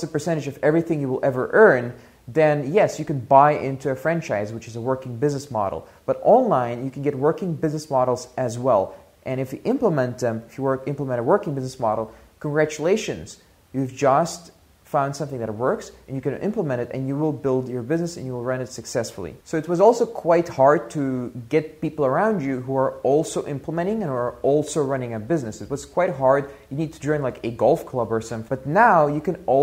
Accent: Russia; moved away; also born or lived in Belgium; I was born in Soviet Russia

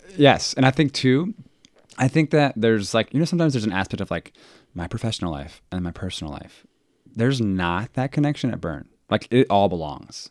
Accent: Dayton, Ohio, United States; also born or lived in Springboro, Ohio; I am from Dayton

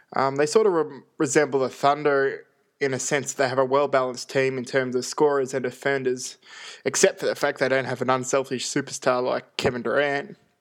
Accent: Australia; I am Australian

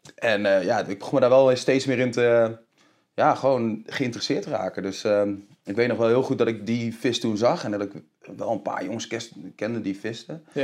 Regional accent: Deventer, Overijssel, Netherlands; ik ben opgegroeid in Deventer

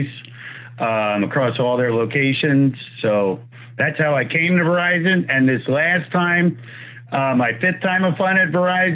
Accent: New Jersey, United States; accent: New York; I'm actually from Jersey

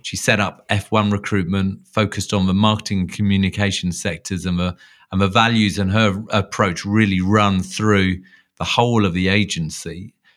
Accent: London, United Kingdom; within London, um, at my hometown

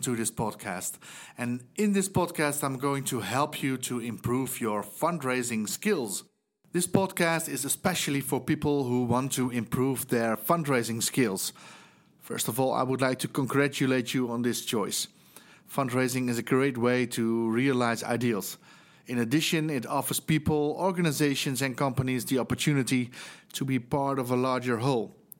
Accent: Netherlands; English is a second language; as you might hear from my accent, I'm from the Netherlands

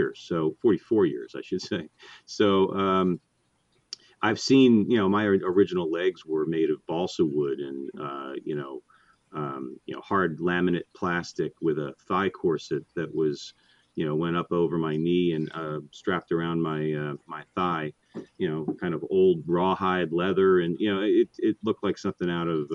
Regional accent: Northport, New York, United States; I grew up on Long Island, New York, a little town called Northport

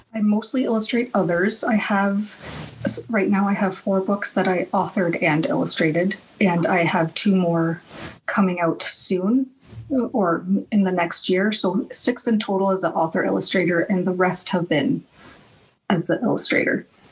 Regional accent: Canada; also born or lived in United States / Iran (ancestry); my background is Iranian, but I and I was born in America, but I've spent the majority of my life in Canada

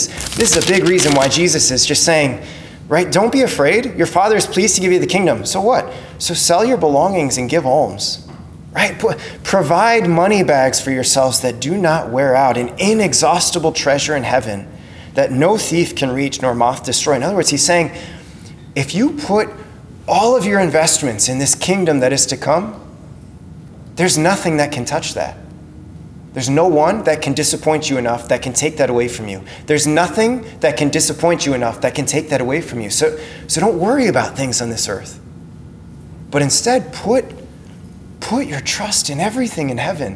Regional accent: Crookston, Minnesota, United States; growing up in Crookston

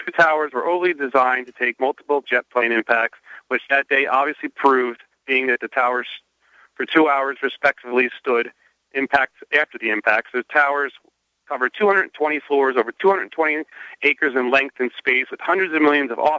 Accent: New Jersey, United States; I'm from New Jersey

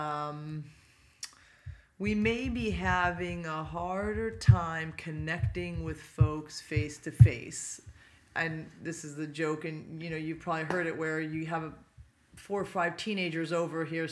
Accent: Poway, California, United States; also born or lived in Pasadena, California / San Luis Obispo, California; I grew up in Poway, so it's North County, San Diego here

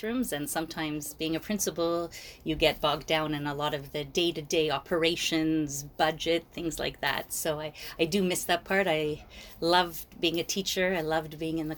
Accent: Toronto, Ontario, Canada; also born or lived in Montreal, Quebec; So I was born in Montreal, but I moved to Toronto in the early 80s, late 70s, like a lot of the people. So I was born in Montreal, moved to Toronto. I went to Jewish day school.

